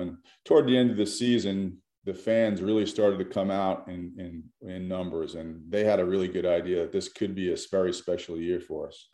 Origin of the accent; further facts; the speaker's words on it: New York, United States; moved away as an adult; I grew up in New York